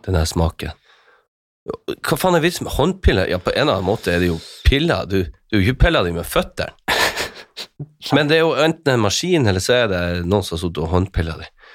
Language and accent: Norwegian; Kjærstad, Northern Norway, Norway; moved away; vært i ei lita bygd, heimbygda mi, Kjærstad, i tre uker